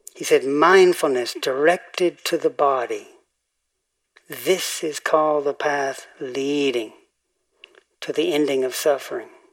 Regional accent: Tennessee, United States; moved away; growing up in Tennessee

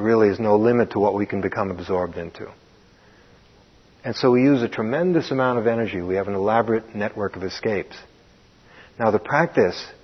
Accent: New York City, New York, United States; growing up in Brooklyn

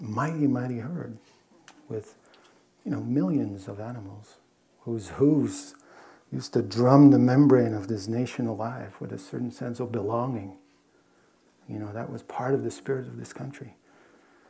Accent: Netherlands; moved away; I grew up in Holland

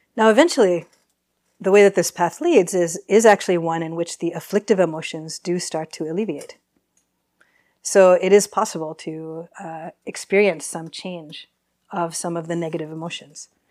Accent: East Coast, United States; moved away as an adult; now in San Francisco, United States; grew up on the East Coast

